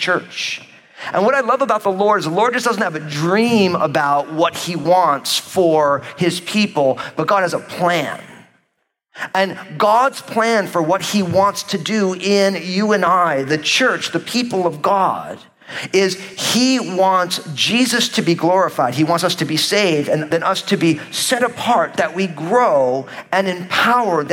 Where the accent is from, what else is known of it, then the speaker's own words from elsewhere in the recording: New Jersey, United States; moved away; I was living in New Jersey, my home state at the time